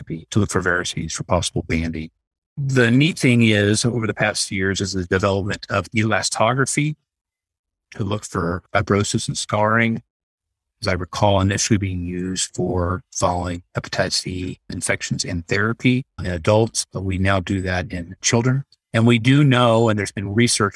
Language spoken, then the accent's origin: English; Texas, United States; moved away as an adult; now in Utah, United States; I grew up in Texas